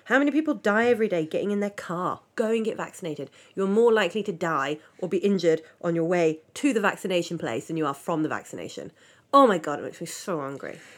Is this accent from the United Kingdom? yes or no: yes; United Kingdom; I'm British